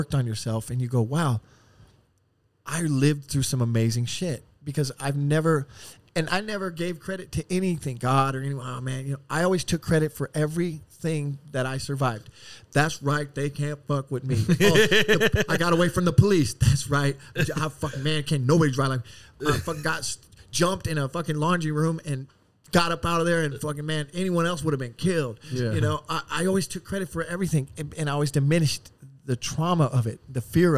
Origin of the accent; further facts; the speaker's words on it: Oceanside, California, United States; also born or lived in Chicago, Illinois / Las Vegas, Nevada; I was raised in Oceanside and now I live in El Cajon, married, kids